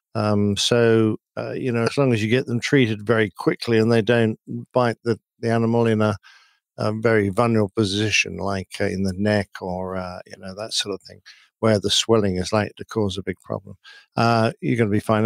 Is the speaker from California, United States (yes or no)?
yes; Riverside, California, United States; my hometown of Riverside, C A. uh, California.